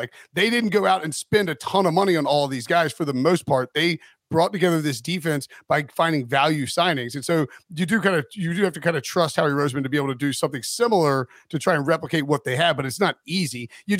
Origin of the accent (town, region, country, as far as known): High Point, North Carolina, United States; born or raised there